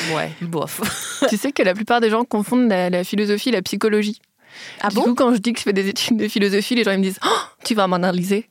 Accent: Metz, Grand Est, France; moved away; j'ai grandi à Metz

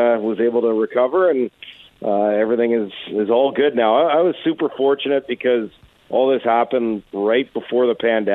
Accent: Edmonton, Alberta, Canada; moved away as an adult; also born or lived in Trail, British Columbia; now in Ottawa, Canada; I grew up in Edmonton, you know, born in 75.

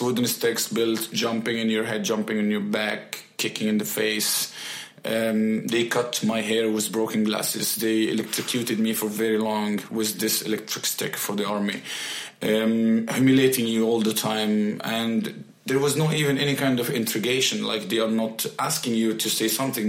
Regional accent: Mansoura, Dakahlia, Egypt; moved away as an adult; now in Sweden; Born and raised in Egypt. Yes, exactly. Okay. In Mansoura city.

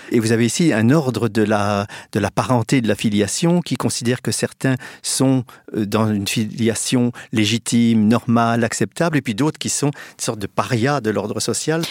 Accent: Reims, Grand Est, France; je suis né à Reims euh, euh, le, dans les années 50

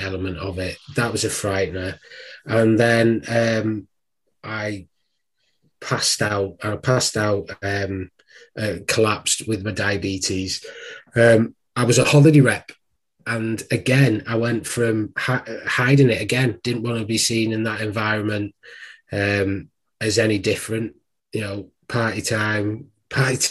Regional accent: Wigan, North West England, United Kingdom; moved away; also born or lived in Worcester; I'm actually from Wigan.

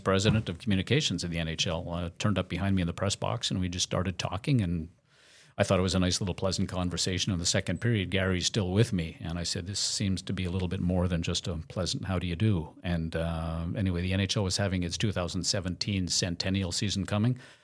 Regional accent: Montreal, Quebec, Canada; as a kid growing up in Montreal

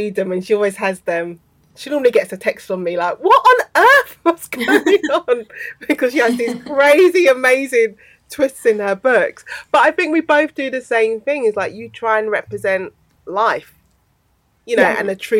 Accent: London, United Kingdom; I grew up in South East London.

